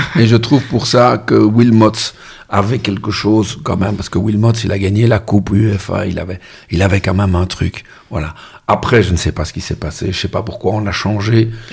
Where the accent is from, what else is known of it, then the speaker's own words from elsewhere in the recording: Molenbeek, Brussels-Capital Region, Belgium; l'endroit où je suis né à Molenbeek